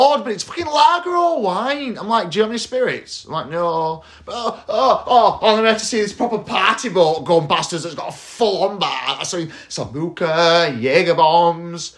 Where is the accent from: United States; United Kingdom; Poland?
United Kingdom; England; we're all English